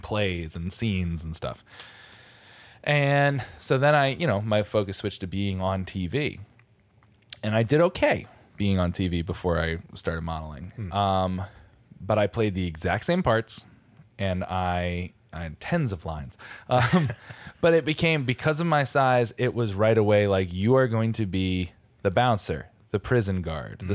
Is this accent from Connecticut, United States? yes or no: yes; Stratford, Connecticut, United States; my hometown, Stratford, Connecticut